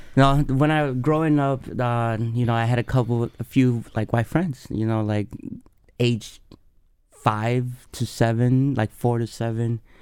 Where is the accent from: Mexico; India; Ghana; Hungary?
Ghana; Accra, Greater Accra; now in Madison, United States; I was born and raised in Accra, Ghana, uh, West Africa. Moved here cool. in 2001. Been in Madison, straight to Madison for the past 20 plus years.